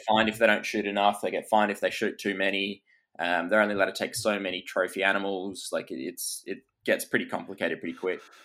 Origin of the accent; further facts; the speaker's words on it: Perth, Western Australia, Australia; I was Perth born and raised